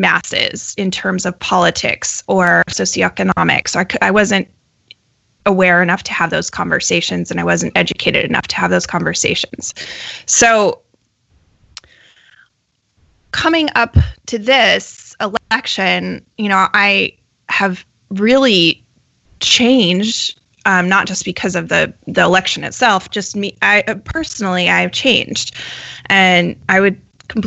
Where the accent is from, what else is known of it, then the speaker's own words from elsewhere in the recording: Colorado, United States; I grew up in Colorado